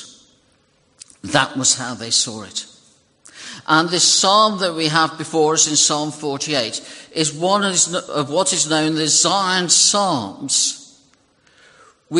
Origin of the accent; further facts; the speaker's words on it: United Kingdom; British people